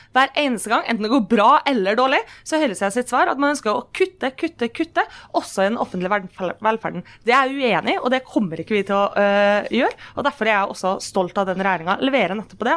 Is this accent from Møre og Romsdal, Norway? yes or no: yes; Kristiansund, Møre og Romsdal, Norway; Når jeg er hjemme i Kristiansund